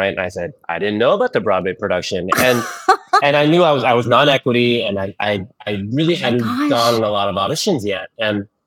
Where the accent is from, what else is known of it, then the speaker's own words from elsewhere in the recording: Philippines; born there; No, I was born in the Philippines. Born in the Philippines